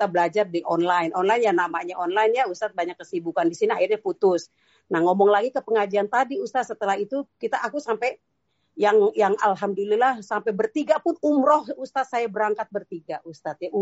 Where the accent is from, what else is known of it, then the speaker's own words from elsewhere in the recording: Jakarta, Indonesia; saya orang Betawi ya, uh, orang Betawi Sunda juga.